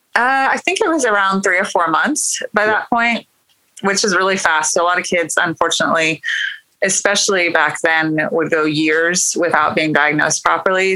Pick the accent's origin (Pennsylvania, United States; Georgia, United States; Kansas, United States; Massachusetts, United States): Kansas, United States; moved away as an adult; now in Oklahoma, United States; actually Kansas on a wheat farm in Kansas. So I grew up in farming